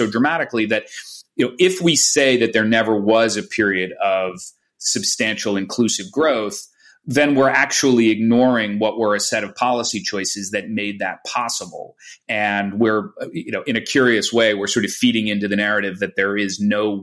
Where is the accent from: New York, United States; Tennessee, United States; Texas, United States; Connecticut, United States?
Connecticut, United States; Greenwich; I grew up in Greenwich, Connecticut.